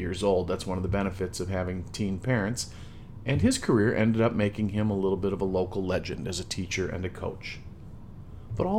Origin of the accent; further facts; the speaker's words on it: Midwest, United States; I'm a Midwesterner